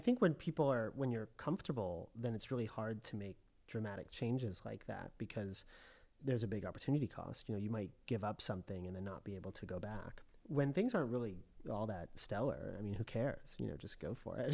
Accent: Colorado, United States; moved away as an adult; also born or lived in Connecticut / Washington, D.C. / Los Angeles; now in Rome, Italy; I was born in Connecticut, and I grew up mostly in Colorado

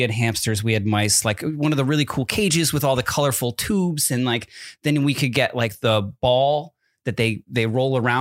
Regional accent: East Coast, United States; moved away; Growing up in the East Coast

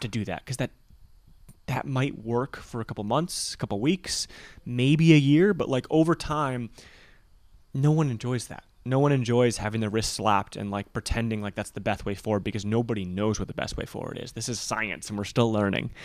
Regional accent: Michigan, United States; growing up in Michigan

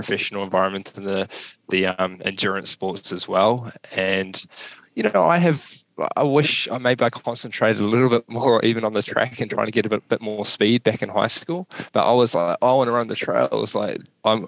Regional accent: New Zealand; also born or lived in Kentucky; myself as a Kiwi

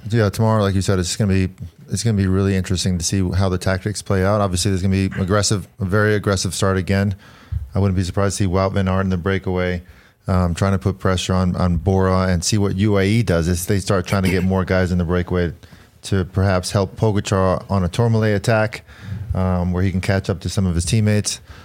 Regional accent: New York City, New York, United States; I was born in Queens

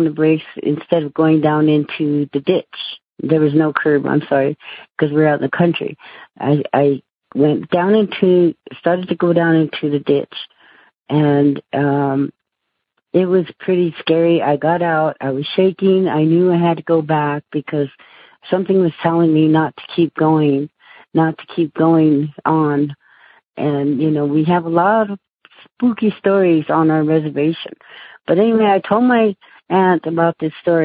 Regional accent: United States; I lived in the city, and I'm Native American.

